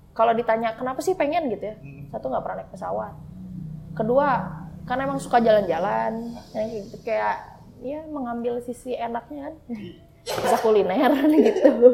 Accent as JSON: {"language": "Indonesian", "town": "Bogor", "region": "West Java", "country": "Indonesia", "tie": "born or raised there", "said": "Tinggal di Bogor, lahir di Bogor, dibesarin di Bogor"}